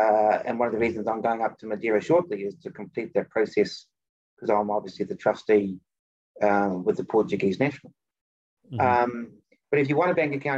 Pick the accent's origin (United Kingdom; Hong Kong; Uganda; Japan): Japan; I'm from Japan, so, and he's got a huge collection of ancient violins.